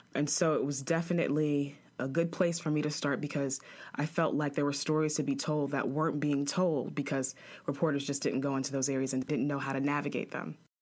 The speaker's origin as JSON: {"language": "English", "region": "New York", "country": "United States", "also_born_or_lived": "Chapel Hill, North Carolina / Greenville, North Carolina", "moved": "as an adult", "said": "I'm a girl from New York"}